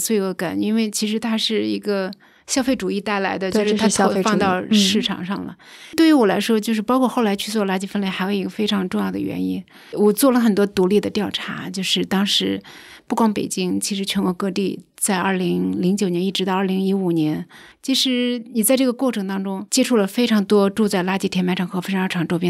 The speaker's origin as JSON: {"language": "Chinese", "region": "North China Plain", "country": "China", "tie": "born or raised there", "said": "你想想我们在平原长大，其实你很少看到山"}